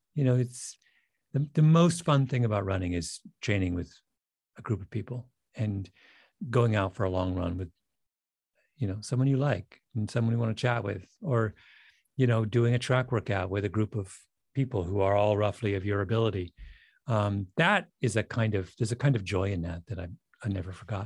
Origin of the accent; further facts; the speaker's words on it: Canada; I grew up in Canada